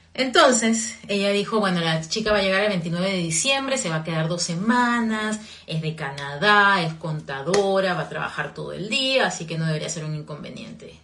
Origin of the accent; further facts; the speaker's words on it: Peru; also born or lived in Virginia, United States; now in Florida, United States; en mi país, en Perú